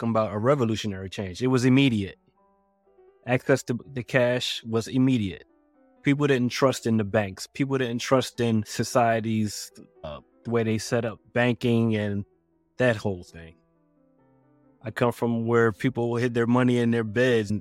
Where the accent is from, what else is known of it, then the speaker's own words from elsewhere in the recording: Philadelphia, Pennsylvania, United States; I'm from Philadelphia. And it was a tight-knit community